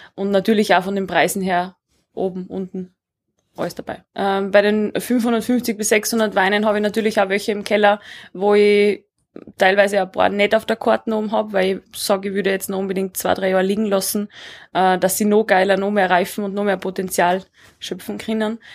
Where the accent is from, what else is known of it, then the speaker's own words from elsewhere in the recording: Southern Styria, Austria; moved away as an adult; now in Leogang, Austria; auch aus der Südsteiermark, aus meiner Heimat